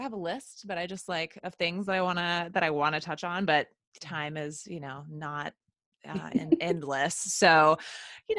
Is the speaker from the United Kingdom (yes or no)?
no; the South, United States; growing up in the South and the Bible Belt